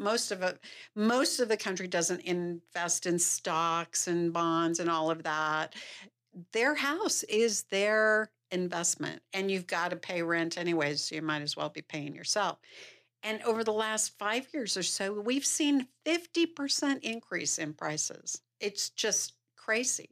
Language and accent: English; Salt Lake City, Utah, United States; moved away as an adult; also born or lived in California; I grew up here in Salt Lake City